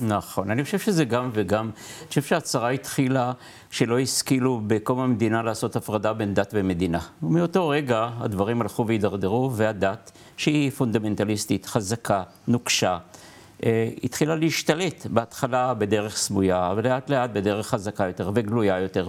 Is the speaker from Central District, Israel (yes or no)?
yes; Lod, Central District, Israel; אני גדלתי בלוד, אבא שלי סנדלר